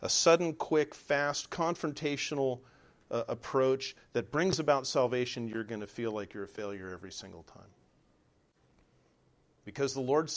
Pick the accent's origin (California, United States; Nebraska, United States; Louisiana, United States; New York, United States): California, United States; Southern; moved away; I'm from Southern California